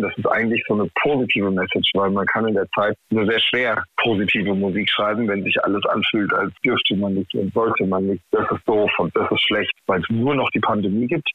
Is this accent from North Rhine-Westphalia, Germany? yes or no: no; Heidelberg, Baden-Württemberg, Germany; ich natürlich als Heidelberger äh, Baujahr 85 mit den Söhnen aufgewachsen bin. Ne? Also hier im Rhein-Neckar-Delta